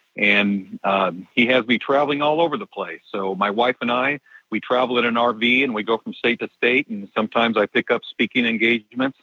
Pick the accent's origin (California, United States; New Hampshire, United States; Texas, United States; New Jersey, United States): California, United States; Southern; moved away as an adult; also born or lived in Denver, Colorado; I'm actually from Southern California